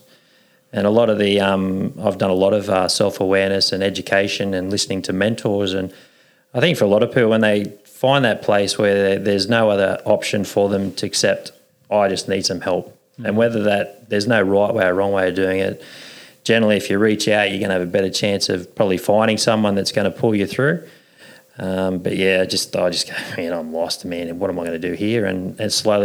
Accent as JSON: {"language": "English", "town": "Newcastle", "region": "New South Wales", "country": "Australia", "tie": "born or raised there", "also_born_or_lived": "Armidale, New South Wales", "said": "I was born in Armidale. Yeah. Lived there till I was three. Come to Newcastle, New Lambton"}